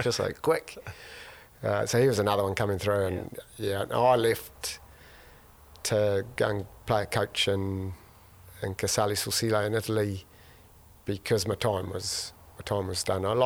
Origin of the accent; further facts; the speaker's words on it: Putaruru, Waikato, New Zealand; moved away as an adult; also born or lived in Canterbury; now in Waihi, New Zealand; I was brought up in Pateru, obviously, 50s and 60s